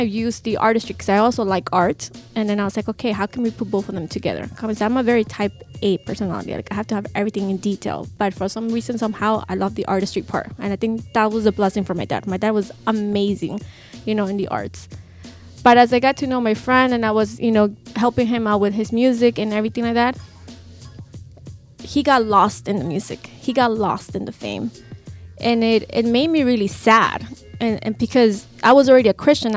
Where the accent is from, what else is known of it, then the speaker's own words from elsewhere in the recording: Lima, Peru; moved away; I'm originally from Peru. Lima, I know everybody's like, where are you from in Peru? Lima